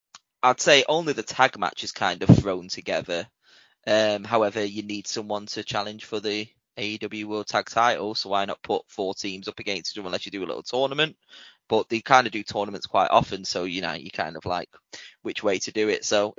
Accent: Winnipeg, Manitoba, Canada; I'm from Winnipeg, you idiot.

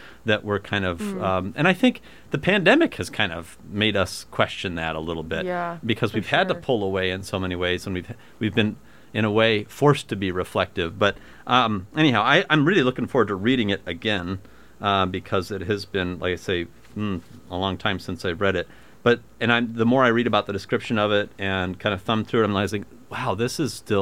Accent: Ottumwa, Iowa, United States; my hometown, Atumwa, still does have a small Catholic school

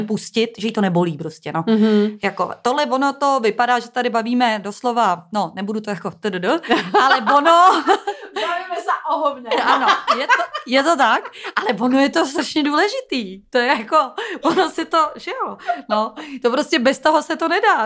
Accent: Prague, Czechia; já jsem z Prahy, tak máme takový slang

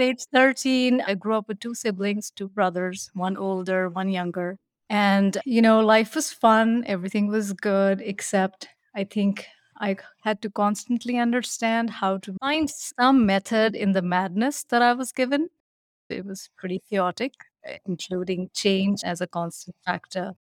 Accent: New Delhi, Delhi, India; moved away as an adult; also born or lived in Shimla, Himachal Pradesh, India; now in Edina, United States; I was born in New Delhi in India where I ended up staying in a small town, which was the British capital called Simla

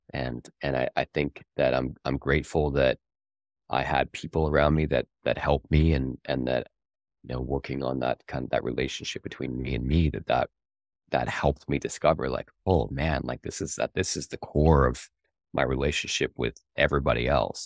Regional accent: Canada; I'm, I'm Canadian

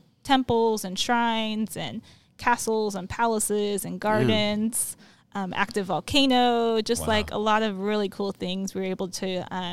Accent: Moreno Valley, California, United States; now in Banning, United States; I grew up in Moreno Valley, so not super far from here.

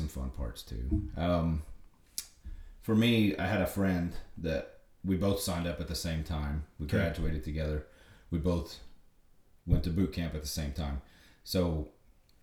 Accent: Lockney, Texas, United States; I grew up in Lockney

